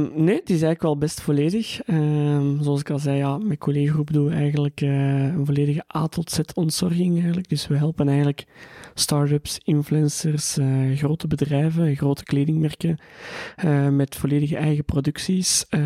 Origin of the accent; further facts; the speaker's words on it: Antwerp, Flanders, Belgium; Ik ben geboren in Tora in Antwerpen.